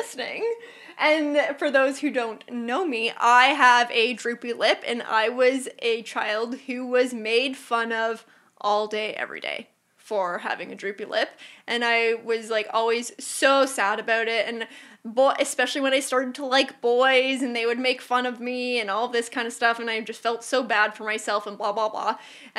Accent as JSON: {"language": "English", "town": "Burlington", "region": "Ontario", "country": "Canada", "tie": "born or raised there", "said": "Burlington, Ontario."}